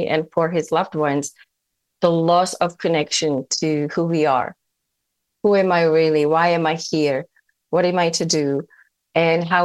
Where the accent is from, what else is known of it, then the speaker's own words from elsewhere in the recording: Czechia; moved away as an adult; now in United States; where I grew up in the Czech Republic